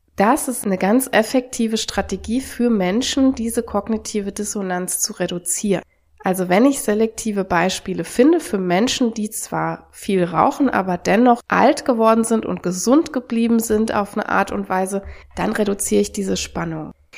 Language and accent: German; Germany; auch hier bei uns in Deutschland